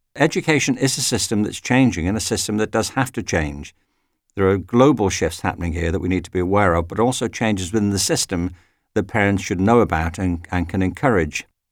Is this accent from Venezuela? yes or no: no; Widnes, North West England, United Kingdom; moved away as an adult; now in United States; When I was at school myself, I used to go to the local library in Widnes, which is near Liverpool.